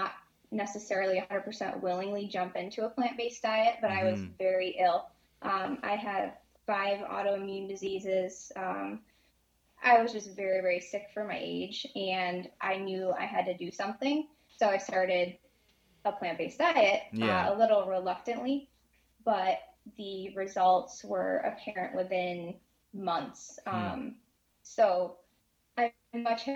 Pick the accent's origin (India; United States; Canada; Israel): United States; Syracuse, New York; born and raised in Syracuse, New York